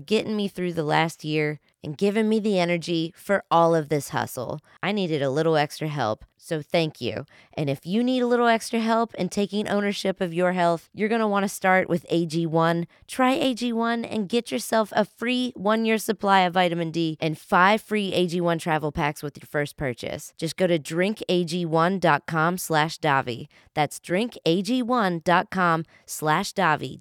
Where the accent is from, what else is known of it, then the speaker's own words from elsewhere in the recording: West Virginia, United States; I'm from West Virginia